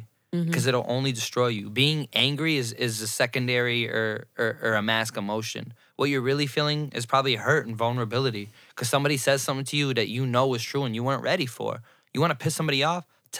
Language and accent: English; Puerto Rico; I know my history. I'm Puerto Rican. I'm African. I'm Indian. I'm Spaniard.